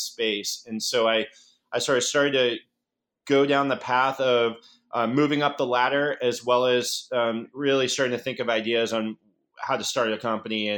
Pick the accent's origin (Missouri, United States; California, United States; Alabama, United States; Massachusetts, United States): Massachusetts, United States; Boston; moved away as an adult; also born or lived in San Francisco; I'm a Boston boy born and bred.